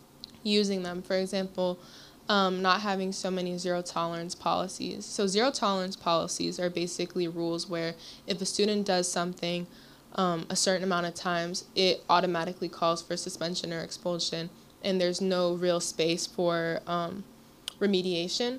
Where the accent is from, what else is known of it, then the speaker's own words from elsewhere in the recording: Lorton, Virginia, United States; moved away as an adult; now in Philadelphia, United States; I'm from Lorton, Virginia